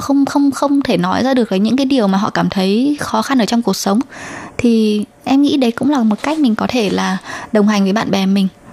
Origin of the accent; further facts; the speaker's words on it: Vietnam; moved away as an adult; now in Taiwan; em không phải người Trung Quốc là người Việt Nam